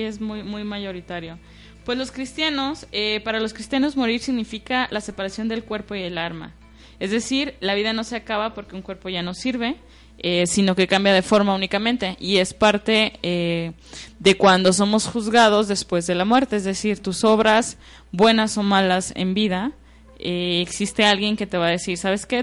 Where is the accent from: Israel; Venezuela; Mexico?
Mexico; nosotros como mexicanos tenemos el catolicismo